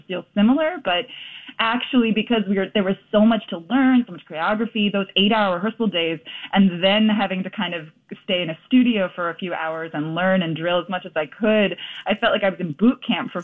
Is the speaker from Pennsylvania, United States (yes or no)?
yes; Philadelphia, Pennsylvania, United States; moved away as an adult; now in New York, United States; I'm from Philadelphia originally